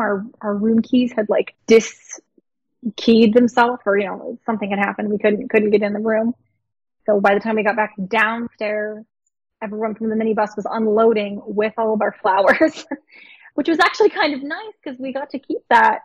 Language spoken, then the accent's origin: English; Pittsburgh, Pennsylvania, United States; I'm from Pittsburgh. My family's lived in Pittsburgh for 20 years